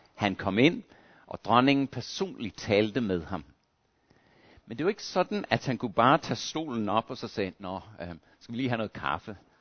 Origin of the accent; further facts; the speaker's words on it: Australia; moved away; Jeg voksede op i Australien